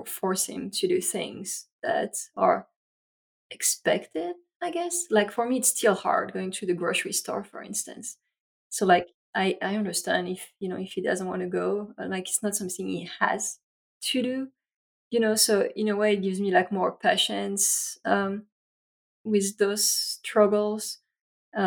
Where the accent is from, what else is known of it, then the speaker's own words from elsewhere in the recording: France; English is a second language; moved away as an adult; now in United States; I grew up in France, and here is my accent.